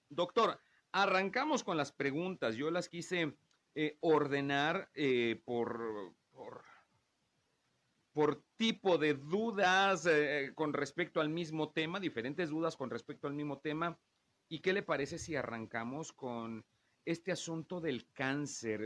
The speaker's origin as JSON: {"language": "Spanish", "region": "a town in Veracruz", "country": "Mexico", "moved": "yes", "said": "vengo de un pueblo de Veracruz"}